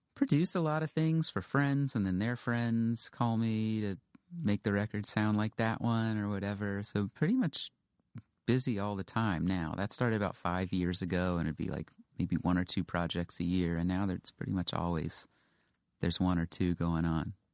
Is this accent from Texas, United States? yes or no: yes; Houston, Texas, United States; moved away as an adult; also born or lived in Western Massachusetts; I grew up in Houston